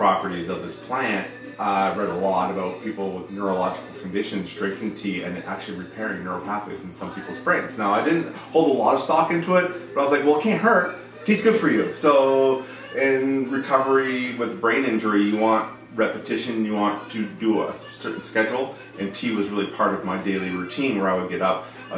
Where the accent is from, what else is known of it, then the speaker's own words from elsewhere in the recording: Germany; also born or lived in Goose Bay, Canada / Canada; I was born in Goose Bay, Labrador, in Newfoundland. I come from a military family, so I grew up all around Canada and around Europe as well. So I spent most of my youth in Germany, rural Germany, Baden-Baden, Lahr, Frankfurt.